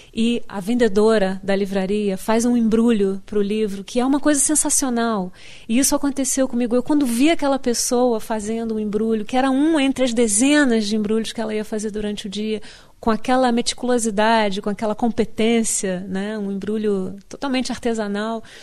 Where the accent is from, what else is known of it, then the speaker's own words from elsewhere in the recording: Rio de Janeiro, Brazil; moved away as an adult; now in United States; eu vou me sentir carioca sempre, mesmo que nunca mais volte ao Rio de Janeiro